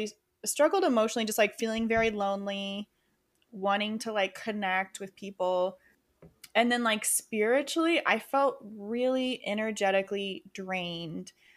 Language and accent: English; Rochester, New York, United States; moved away as an adult; also born or lived in Oklahoma; now in New York City, United States; I grew up in Rochester, so that was the community I knew